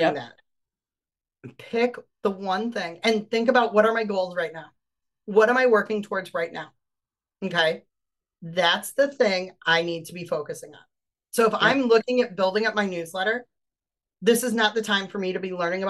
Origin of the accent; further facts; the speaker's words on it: Wisconsin, United States; I'm from Wisconsin. And as I said in this video, I'm a fat kid from Wisconsin